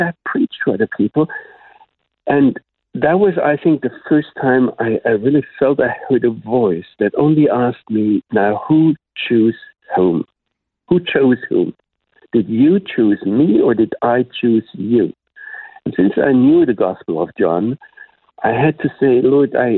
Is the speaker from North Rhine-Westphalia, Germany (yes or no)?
no; Black Forest, Baden-Württemberg, Germany; first language German; English is a second language; moved away as an adult; also born or lived in Mainz, Germany; now in Jerusalem, Israel; my parents took me away from there very soon, and I grew up in the Black Forest area.